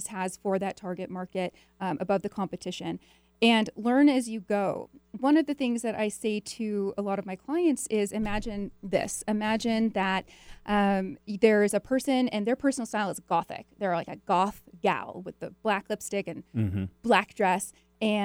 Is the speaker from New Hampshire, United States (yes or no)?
no; Edmonds, Washington, United States; I grew up in Edmonds, so just up the road here